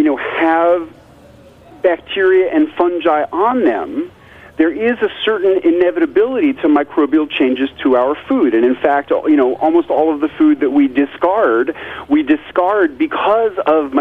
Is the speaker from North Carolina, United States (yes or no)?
no; New York City, New York, United States; moved away as an adult; also born or lived in rural Tennessee; now in Tennessee, United States; I grew up in New York City